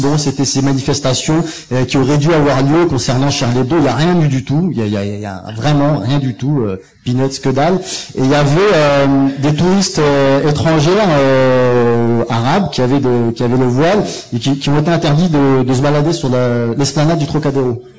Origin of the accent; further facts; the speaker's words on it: France; je suis français, je suis journaliste